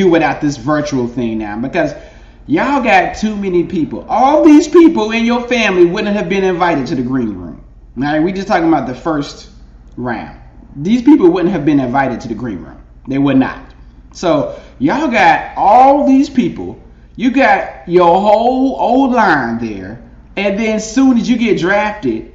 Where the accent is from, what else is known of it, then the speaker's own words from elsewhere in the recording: North Carolina, United States; moved away; I'm from North Carolina